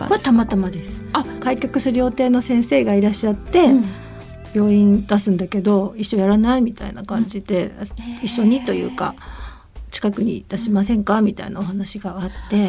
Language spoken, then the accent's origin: Japanese; Shinjo, Yamagata, Japan; born or raised there; also born or lived in Sendai